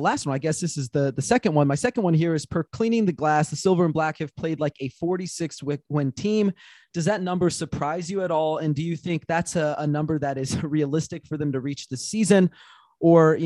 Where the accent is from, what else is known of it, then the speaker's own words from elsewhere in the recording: San Antonio, Texas, United States; moved away; I grew up in San Antonio